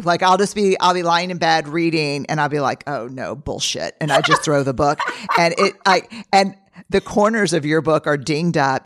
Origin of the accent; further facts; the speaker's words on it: New Orleans, Louisiana, United States; growing up in New Orleans